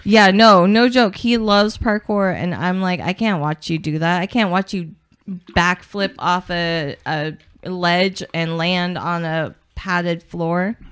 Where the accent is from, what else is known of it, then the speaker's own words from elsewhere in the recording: Portland, Oregon, United States; I'm from Portland